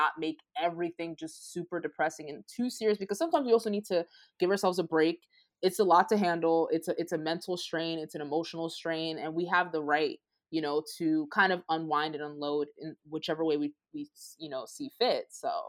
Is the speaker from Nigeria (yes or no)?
yes; Nigeria; As African. I'm Nigerian and we say Koro.